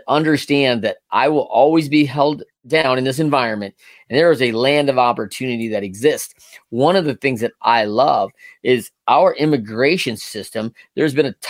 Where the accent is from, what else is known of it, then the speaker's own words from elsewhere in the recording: United States; as an American